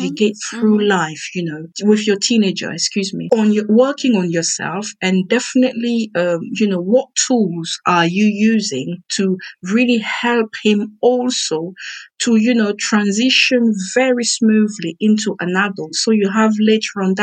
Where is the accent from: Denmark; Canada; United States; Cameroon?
Cameroon; I am from Cameroon and we have what we call pidgin English